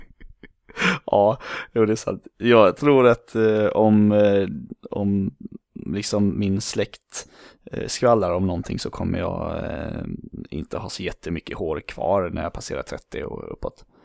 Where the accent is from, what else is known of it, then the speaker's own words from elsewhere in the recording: Falkenberg, Halland County, Sweden; moved away as an adult; also born or lived in Borås / San Diego; Uppväxt i Falkenberg på västkusten, det ligger ungefär 10 mil söder om Göteborg